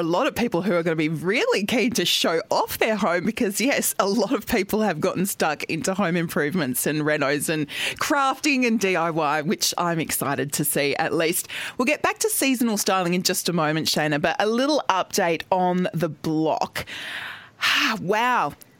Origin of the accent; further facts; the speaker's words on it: Adelaide Hills, South Australia, Australia; now in Melbourne, Australia; I grew up in the Adelaide Hills